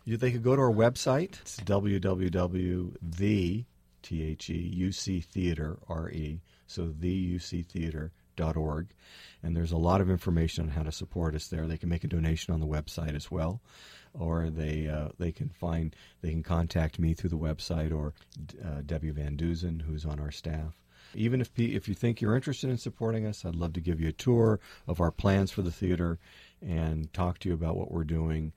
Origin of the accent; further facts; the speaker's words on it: Berkeley, California, United States; moved away as an adult; now in Orinda, United States; I was born and raised in Berkeley. I grew up on Shattuck Avenue above Live Oak Park, but I live in Orinda